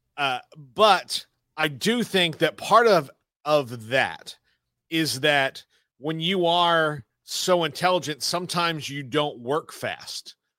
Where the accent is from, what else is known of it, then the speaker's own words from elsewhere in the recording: the South, United States; also born or lived in Texas; I grew up in the South.